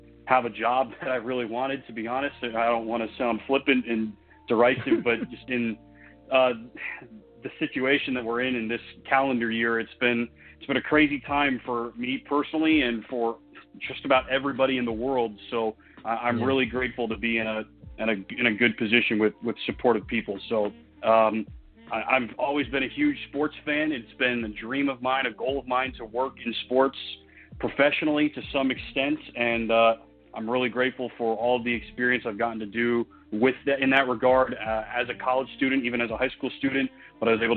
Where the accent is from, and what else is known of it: Raleigh, North Carolina, United States; born or raised there; moved away as an adult; also born or lived in Evanston, Illinois; now in Overland Park, United States